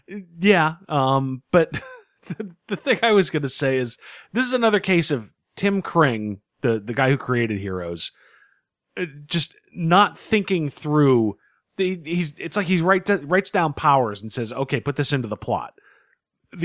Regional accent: Boston, Massachusetts, United States; I'm from Boston, and I say, watching New York explode, only half a good time.

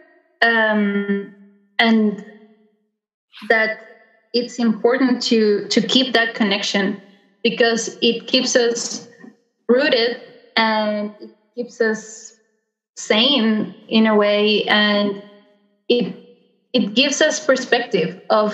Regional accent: Beagle Channel area, Tierra del Fuego, Argentina; here in my hometown, I can see the mountains

